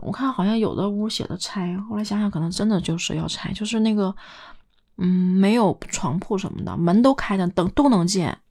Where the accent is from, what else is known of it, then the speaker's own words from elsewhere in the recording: Northeast China, China; moved away; 东北下午四点钟的时候天就黑了